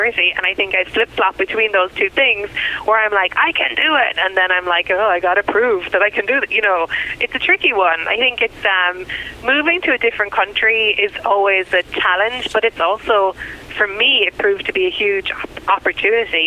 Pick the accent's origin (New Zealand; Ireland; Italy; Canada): Ireland; moved away as an adult; now in United States; I'm a white immigrant and that I'm from Europe